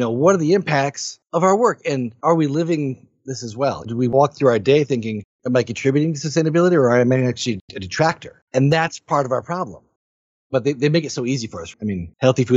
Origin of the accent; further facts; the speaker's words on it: Michigan, United States; I'm from Michigan. Right? So I live in Michigan here in the US.